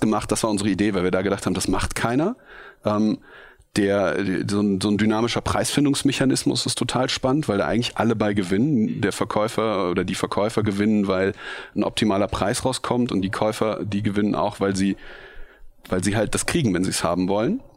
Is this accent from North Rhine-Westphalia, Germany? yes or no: yes; Bergisch Gladbach, North Rhine-Westphalia, Germany; also born or lived in Cologne; Ich bin geboren in Köln ähm, und aufgewachsen in Bergisch Gladbach, so ein kleiner Ort neben Köln